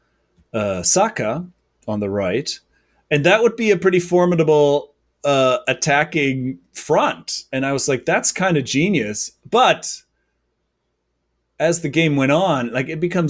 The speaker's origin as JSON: {"language": "English", "country": "Germany", "moved": "yes", "lives_now": "New York, United States", "said": "I'm from Germany"}